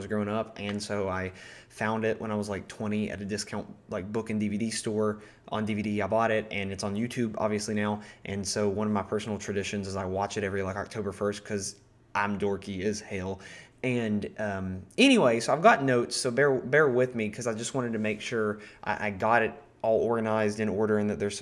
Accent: Appalachia, United States; because I'm from Appalachia, and that's like a big part of this region in the U.S.

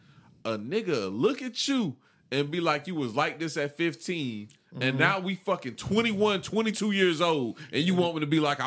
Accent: United States; Because, you know, we come from Columbia County, right?

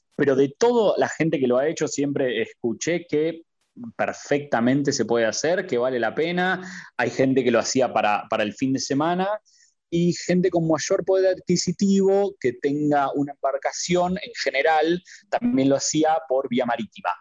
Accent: Argentina; moved away as an adult; now in Qatar; soy argentino

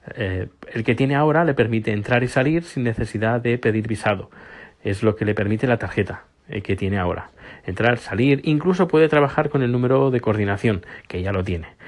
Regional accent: Spain; now in Sweden; ahora soy sueco y soy español

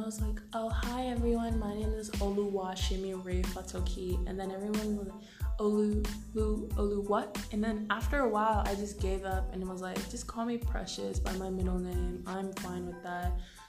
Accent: Canada; Growing up in Canada and having your parents like grow up and live in Nigeria

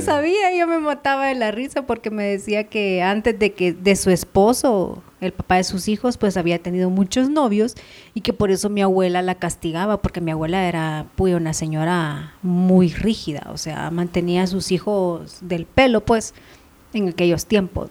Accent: Ahuachapán, El Salvador; now in Guatemala; me quedé en mi pueblo, Aguachapán

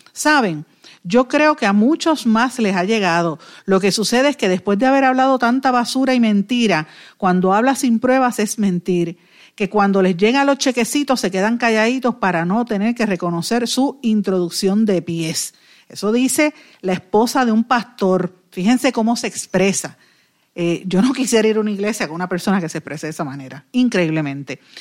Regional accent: Guaynabo, Puerto Rico; yo soy de Guainabo, vivo en Guainabo, es mi pueblo toda la vida y mi familia es de Guainabo

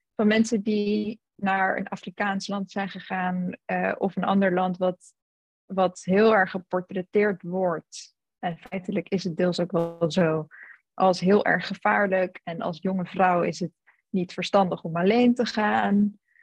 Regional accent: Utrecht, Netherlands; moved away as an adult; also born or lived in South Africa; now in London, United Kingdom; Ik kom uit Utrecht. ik woon nu inderdaad in Londen.

